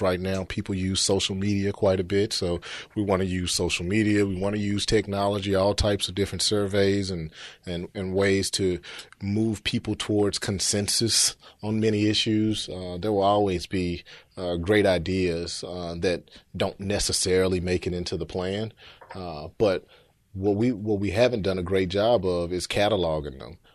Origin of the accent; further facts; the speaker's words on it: Memphis, Tennessee, United States; also born or lived in New York; born and raised in Memphis, grew up over in, uh, Oak Haven area, graduated from East High School